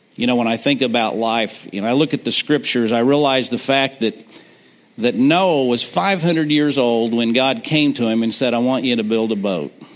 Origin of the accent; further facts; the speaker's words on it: Granby, Missouri, United States; also born or lived in Kansas City, Missouri; I grew up uh, outside of Granby on Shoal Creek